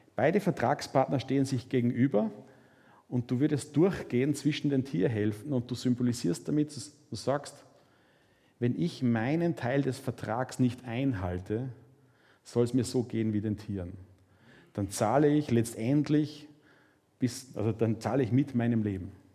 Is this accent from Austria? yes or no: yes; Mühlviertel, Upper Austria, Austria; Ich komme aus dem Müllviertel